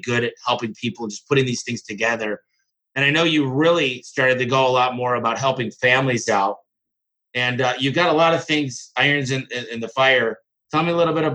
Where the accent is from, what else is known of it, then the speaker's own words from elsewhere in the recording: Michigan, United States; my home state, which is Michigan